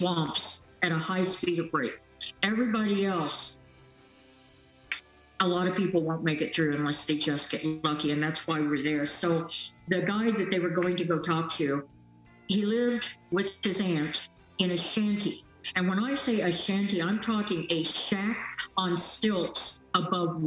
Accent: Topeka, Kansas, United States; moved away; also born or lived in California; I grew up in Topeka, Kansas.

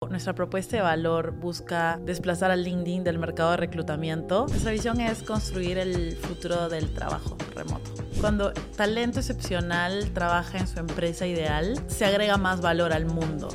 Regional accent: Peru

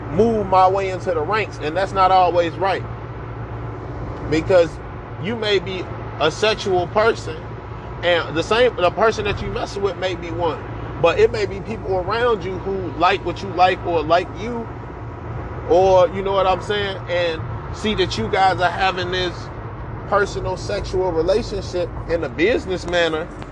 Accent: United States; us as Black people who ancestors came from the American soil

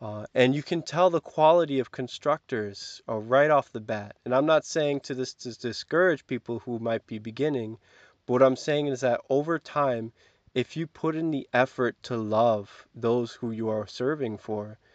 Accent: Kansas, United States; I'm from Kansas

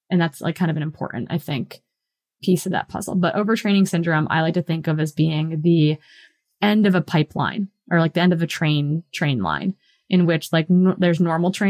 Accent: Midwest, United States; growing up in the Midwest

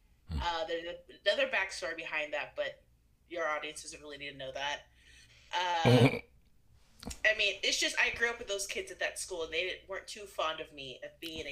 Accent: Springfield, Illinois, United States; I grew up in Springfield, Illinois. I'm one of eight siblings.

